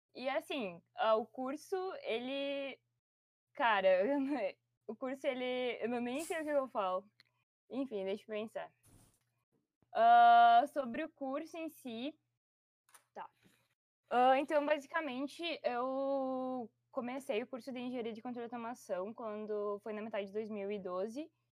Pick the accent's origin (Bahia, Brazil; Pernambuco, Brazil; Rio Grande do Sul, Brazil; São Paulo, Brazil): Rio Grande do Sul, Brazil; Ijuí; moved away; eu sou natural de Juí, no Rio Grande do Sul